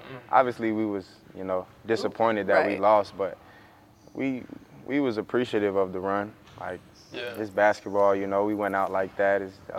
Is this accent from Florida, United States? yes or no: yes; Florida, United States; I'm from Florida, so it's close to home.